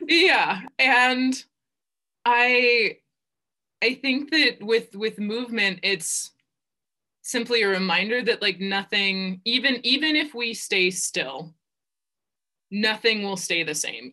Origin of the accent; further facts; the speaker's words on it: Ohio, United States; also born or lived in Virginia; I was born and raised in Ohio